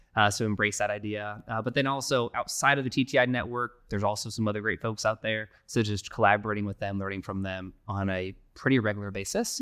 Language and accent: English; Phoenix, Arizona, United States; we're born and raised in Phoenix here.